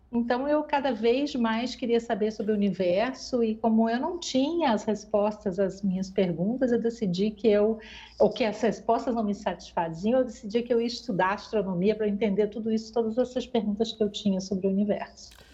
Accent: Brazil; moved away as an adult; eu saí do Brasil por causa disso

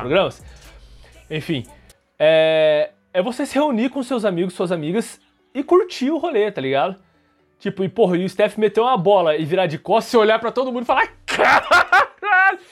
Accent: Brazil; a gente é brasileiro

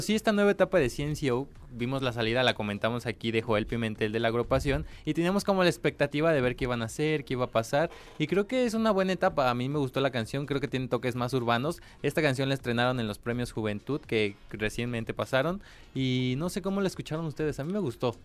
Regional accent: Mexico; soy mexicano

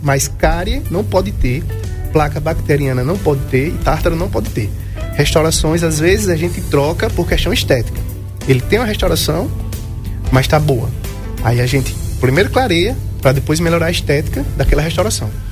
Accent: Brazil; eu sou aqui do Alto do Cruzeiro, morei na Governador a vida toda

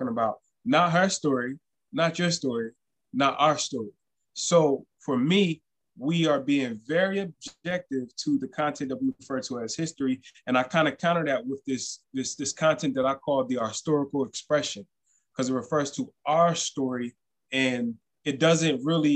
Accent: New Jersey, United States; I would say that I'm from New Jersey, except for that would be a misnomer

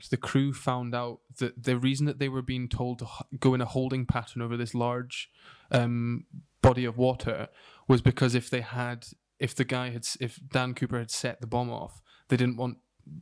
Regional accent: United Kingdom; we are British

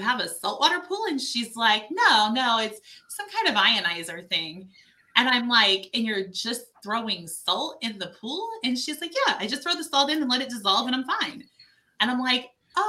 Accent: Ohio, United States; moved away; I'm originally from Ohio

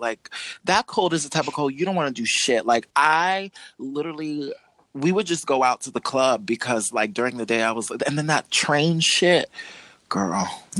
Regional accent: New York, United States; born there; Well, bitch, actually, I was born in New York, so let's get that straight.

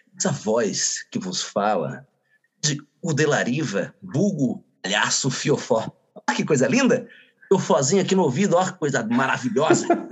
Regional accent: Iracemápolis, São Paulo, Brazil; Somos aqui da pequenina Iracemápolis

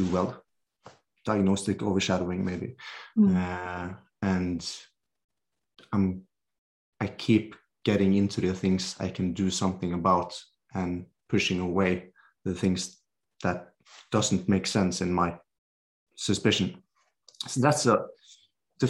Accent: Norway; I'm a physiotherapist from Norway

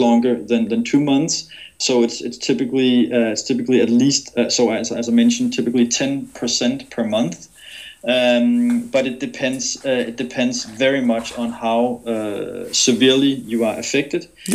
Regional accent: Denmark; I'm originally from Denmark

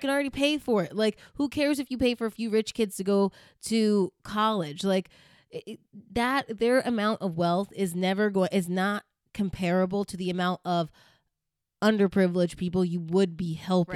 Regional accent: Virginia, United States; so when we grew up in Virginia, we went to a black church with, y, a black Baptist church, a Southern black Baptist church.

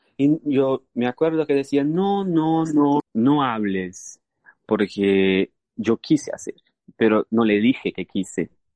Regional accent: Brazil; Spanish is a second language; moved away; puedo decir que soy brasileño

